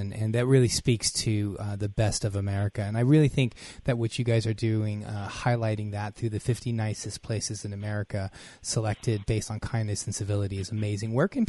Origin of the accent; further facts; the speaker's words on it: Los Angeles, California, United States; as a little boy growing up in Los Angeles, again, son of immigrants